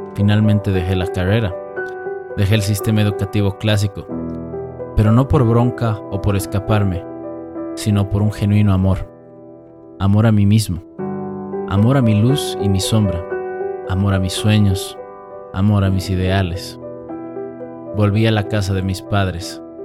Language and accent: Spanish; Bolivia; moved away as an adult; Yo creía que no me había ido de Bolivia porque el sistema era una mierda, y no. No me fui de Bolivia porque no me conocía